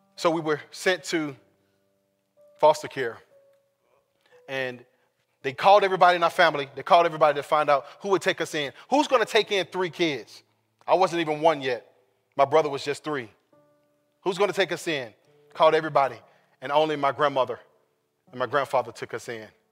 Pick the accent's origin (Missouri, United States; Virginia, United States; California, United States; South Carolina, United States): California, United States; Sacramento; I was born in Sacramento, California